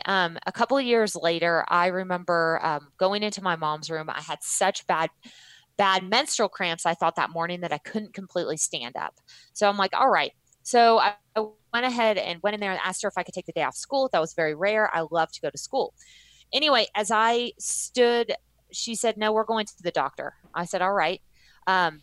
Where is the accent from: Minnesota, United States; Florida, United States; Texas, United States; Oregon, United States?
Texas, United States; moved away; I did a lot of my growing up in Texas